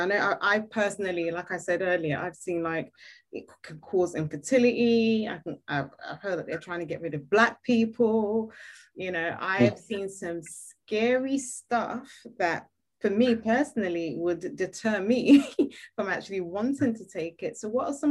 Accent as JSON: {"language": "English", "country": "Nigeria", "moved": "yes", "lives_now": "United Kingdom", "said": "I'm a Nigerian lady"}